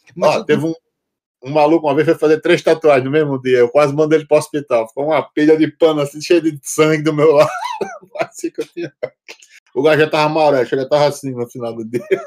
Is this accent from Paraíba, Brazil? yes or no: yes; João Pessoa, Paraíba, Brazil; now in Portugal; Eu fui, eu fui pioneiro num bocado de coisa lá na minha cidade